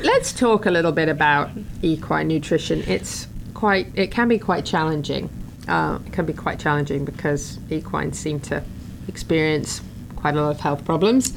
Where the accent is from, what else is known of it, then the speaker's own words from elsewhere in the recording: England, United Kingdom; now in Florida, United States; I grew up in England where the grass is mostly green